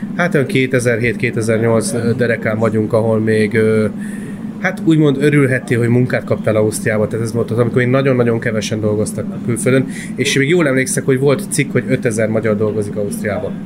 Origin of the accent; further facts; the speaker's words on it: Hungary; also born or lived in Austria; kétféle ilyen honfitársam létezik, aki abszolút kint érzi magát, és aki csak abszolút itthon. Én meg vagyok az utóbbi